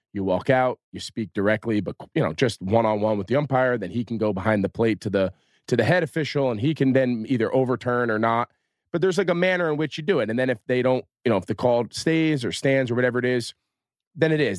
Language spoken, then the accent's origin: English; New Jersey, United States; I was growing up in North Jersey